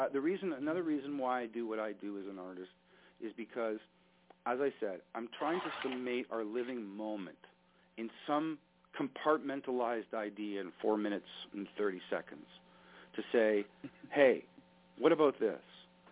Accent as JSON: {"language": "English", "country": "Canada", "said": "As a Canadian, look, I've got relatives, mm-hmm. people I work with in the United States."}